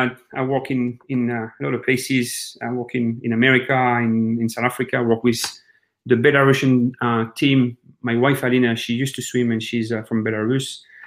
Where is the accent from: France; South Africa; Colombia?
France; moved away as an adult; So I'm actually in France in my mom's house. So we've been here for about 2 weeks.